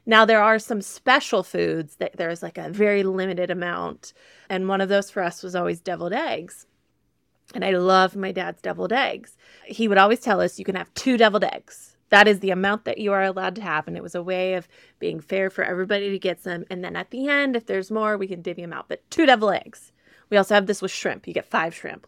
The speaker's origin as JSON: {"language": "English", "region": "Midwest", "country": "United States", "said": "I'm a girl from the Midwest"}